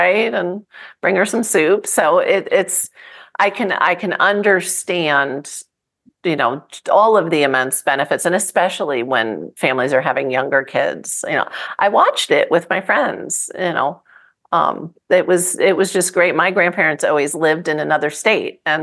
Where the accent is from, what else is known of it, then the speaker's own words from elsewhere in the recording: New Jersey, United States; I grew up in New Jersey.